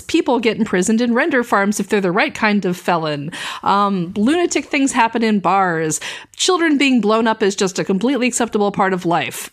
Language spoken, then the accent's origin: English; American South, United States; growing up in the American South